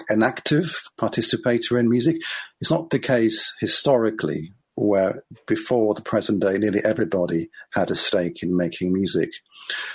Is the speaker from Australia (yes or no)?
no; Israel; I grew up in Israel